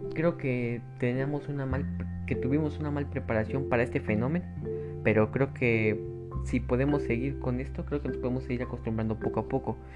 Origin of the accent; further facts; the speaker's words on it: Mexico; yo lo veo en mi país, México